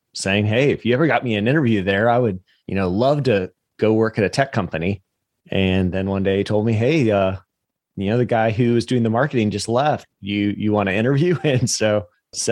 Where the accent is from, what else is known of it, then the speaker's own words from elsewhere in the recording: the South, United States; now in Jacksonville, United States; I'm from the South